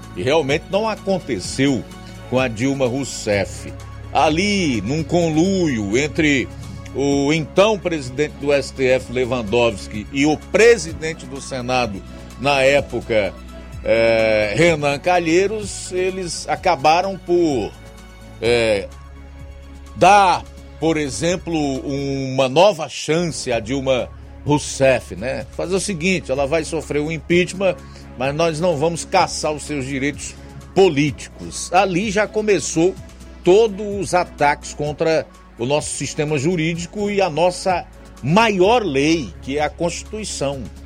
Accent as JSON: {"language": "Portuguese", "country": "Brazil", "said": "nós, como brasileiros"}